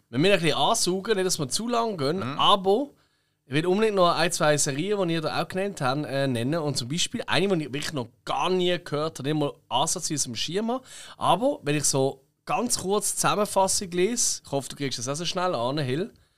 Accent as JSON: {"language": "German", "town": "Basel", "region": "Basel-Stadt", "country": "Switzerland", "accent": "Basel German", "said": "wir lieben unseren Dialekt. Wir sagen jetzt, also ich würde jetzt sagen, dass ich finde, der Basel ist der schönste in der Schweiz"}